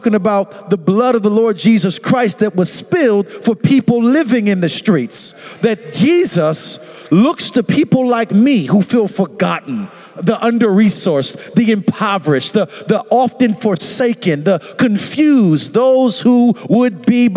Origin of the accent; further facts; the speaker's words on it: St. Petersburg, Florida, United States; I'm actually from Southside St. Petersburg